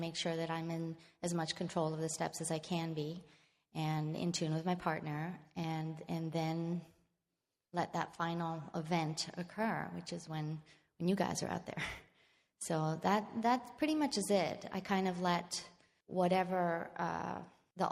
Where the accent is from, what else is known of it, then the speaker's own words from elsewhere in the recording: Madrid, Community of Madrid, Spain; now in San Francisco, United States; I was born and raised in Spain, in Madrid, Spain